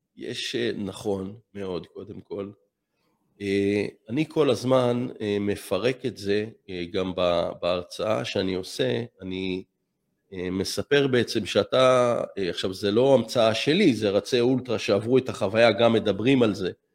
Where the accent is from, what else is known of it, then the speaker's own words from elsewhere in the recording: Israel; כל הילדות שלי, אני נולדתי בקיבוץ